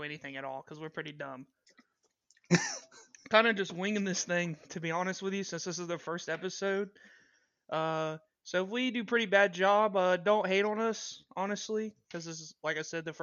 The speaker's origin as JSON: {"language": "English", "town": "Savannah", "region": "Georgia", "country": "United States", "tie": "born or raised there", "moved": "as an adult", "lives_now": "Atlanta, United States", "said": "I grew up in Savannah"}